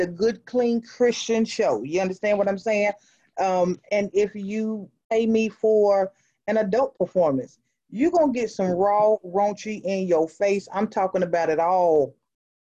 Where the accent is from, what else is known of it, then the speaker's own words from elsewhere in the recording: Greensboro, North Carolina, United States; also born or lived in Brooklyn, New York; born in Brooklyn, New York. I was up there not long, you know, daddy cheated, mama took us and ran. You know, we relocated down to North Carolina with her family, and I've been in Greensboro, North Carolina ever since